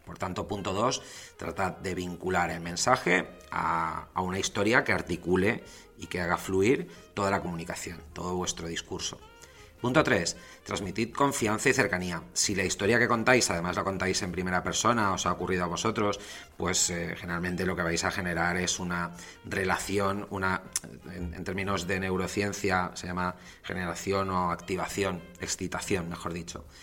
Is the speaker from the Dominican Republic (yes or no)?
no; Valencia, Valencian Community, Spain; also born or lived in London; soy nacido en Valencia, España, que me marché a Londres, que cuando volví